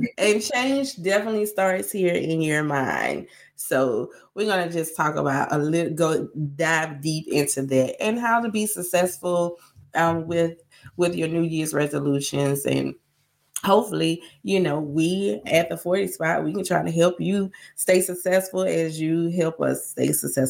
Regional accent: the South, United States; And since we're from the South, we want to give a big shout out to all of the students, alumni, and fans of the University of Georgia.

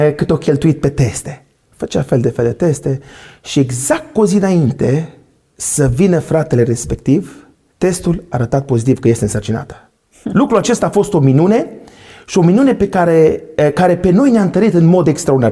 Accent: Săcălaz, Timiș County, Romania; moved away as an adult; now in Timișoara, Romania; eu mă vin din Săcălaz, acum locuiesc la Timișoara, din o familie, așa cum am spus, de șase

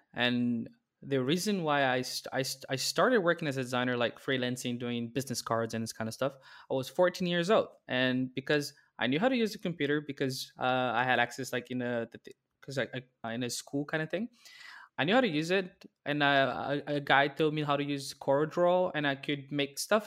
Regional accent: Brazil; moved away as an adult; also born or lived in Netherlands; now in Amsterdam, Netherlands; There was a big blog in my, my hometown

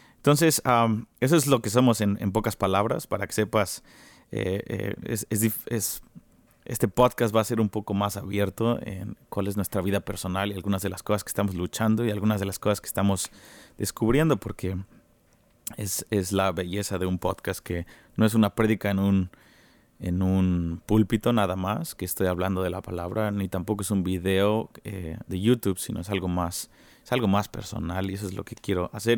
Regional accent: Mexico City, Mexico; now in Kansas City, United States; yo soy de México, soy mexicano chilango, de la mera Ciudad de México

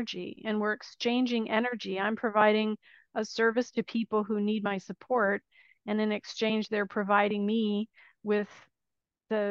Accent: United States; moved away as an adult; now in Italy; I am an American expat living in Italy

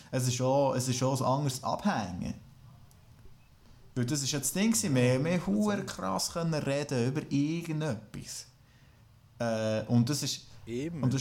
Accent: France; Ich bin Franzose.

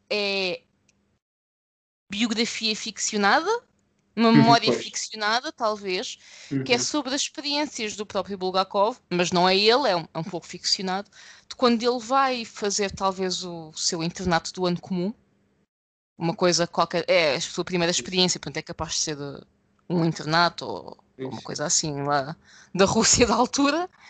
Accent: Lisbon, Portugal; eu, pessoa nascida e criada em Lisboa, para mim é um contraste muito grande.

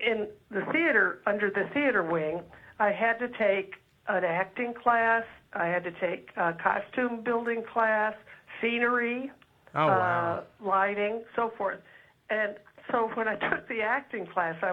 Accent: Los Angeles, California, United States; also born or lived in Texas; I was raised by my grandmother, and we lived in Hollywood. We moved out from Texas when I was 7

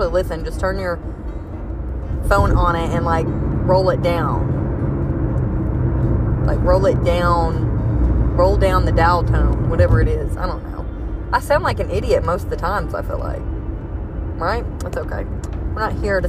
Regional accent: Kentucky, United States; I'm from Kentucky.

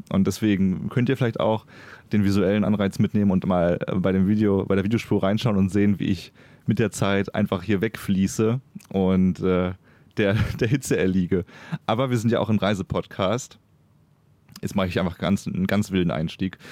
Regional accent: Germany; now in Cologne, Germany; als Deutscher äh, in Köln wohnend

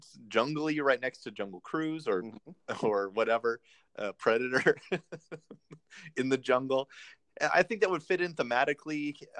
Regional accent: California, United States; I grew up in California, so I would cheer for stuff that was in the California ride

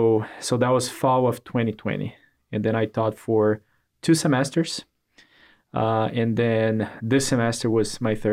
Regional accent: Brazil; English is a second language; moved away as an adult; now in Augusta, United States; So I'm originally from Brazil, came to the U.S. for college, and got my degree

